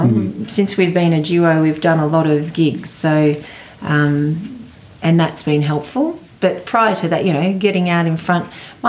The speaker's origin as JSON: {"language": "English", "town": "Gympie", "region": "Queensland", "country": "Australia", "tie": "born or raised there", "said": "in front of my, you know, my hometown crowd and in place where I grew up and everything."}